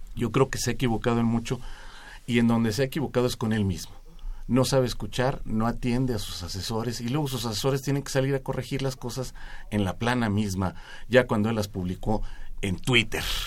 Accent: Mexico; No me arrepiento de ser mexicano

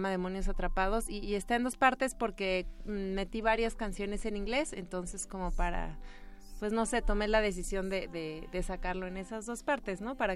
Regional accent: Veracruz, Mexico; Bueno, como ya lo mencionaba, soy de Veracruz eh, y bueno, pues este proyecto en realidad comenzó hace muchísimo tiempo

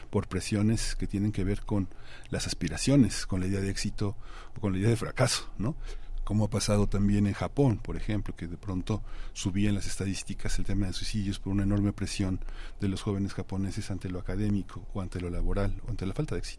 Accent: Colombia; ahora que tú comentas soy colombiano hay una hay una idea de la muerte que ha atravesado el continente

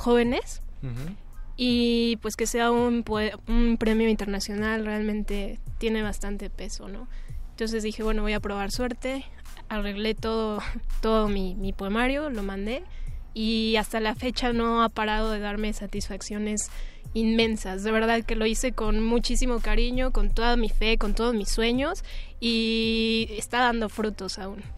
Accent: Mexico City, Mexico; el lugar en donde nací, ¿no? La Ciudad de México

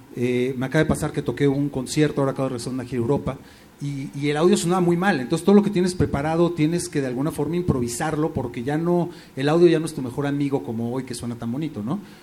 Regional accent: Mexico; me considero mexicano 100%

